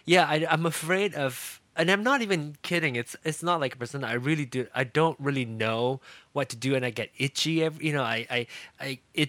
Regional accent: Malaysia; I grew up in Malaysia, so badminton is big, you know.

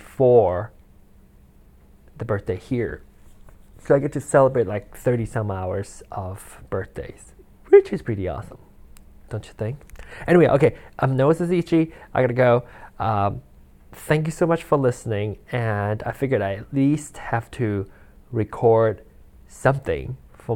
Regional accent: Malaysia; born there; I was born in Malaysia, and their time is 12, no, 13 hours ahead of us right now

